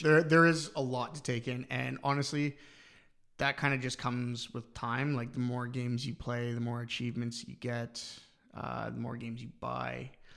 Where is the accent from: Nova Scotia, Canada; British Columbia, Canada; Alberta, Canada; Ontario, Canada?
Ontario, Canada; London; now in Ireland; where I'm from, London, Ontario